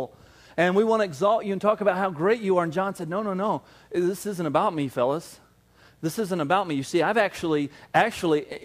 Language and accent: English; the South, United States; moved away; I grew up in the South and everybody's dad was just really into hunting